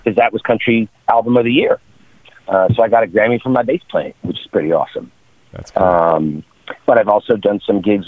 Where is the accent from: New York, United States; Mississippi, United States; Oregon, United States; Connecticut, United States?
New York, United States; moved away as an adult; also born or lived in Seattle; now in Los Angeles, United States; I grew up in New York, when I finished college, I moved to Seattle, and I was there for about five, six years, and then I moved to LA, and I've been in LA ever since